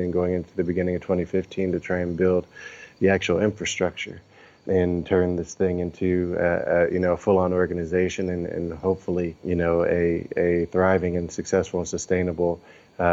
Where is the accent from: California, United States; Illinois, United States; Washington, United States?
California, United States; Oakland; Oakland, my hometown